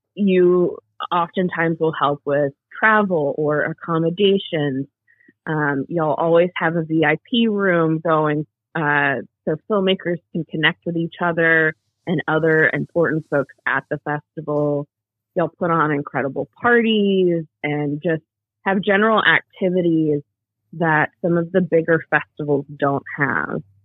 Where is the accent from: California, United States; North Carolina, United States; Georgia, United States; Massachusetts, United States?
Georgia, United States; Cumming; also born or lived in Gainesville, Georgia; now in Atlanta, United States; I am Georgia born and raised. Um, I grew up in Cumming, Georgia